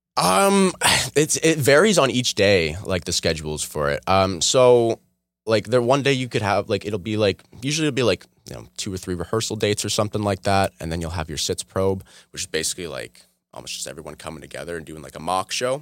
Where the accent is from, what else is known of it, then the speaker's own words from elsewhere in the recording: Oshawa, Ontario, Canada; also born or lived in Toronto; I moved to Oshawa like I was like two or three